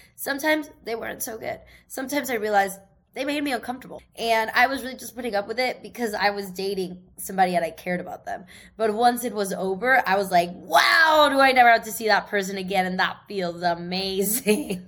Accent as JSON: {"language": "English", "town": "Seattle", "region": "Washington", "country": "United States", "tie": "born or raised there", "moved": "yes", "said": "from my hometown in Seattle"}